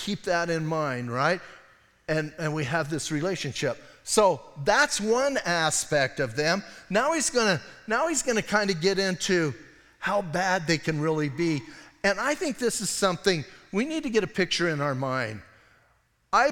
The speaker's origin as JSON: {"language": "English", "town": "Bisbee", "region": "Arizona", "country": "United States", "said": "I'm from Bisbee"}